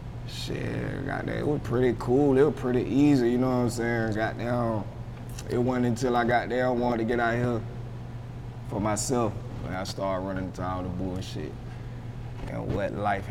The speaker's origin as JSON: {"language": "English", "town": "Augusta", "region": "Georgia", "country": "United States", "tie": "born or raised there", "also_born_or_lived": "Honolulu, Hawaii", "said": "I was born in Honolulu, Hawaii. My daddy was in the Army, and he was stationed out there. And that's where I was born, out there in Hawaii. But I've been in Augusta like since I was like three, so okay. Pretty much all my life."}